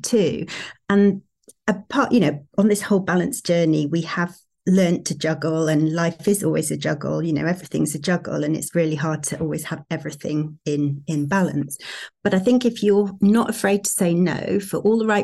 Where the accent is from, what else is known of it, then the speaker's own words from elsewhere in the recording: Sheffield, Yorkshire and the Humber, United Kingdom; moved away; we're originally from Sheffield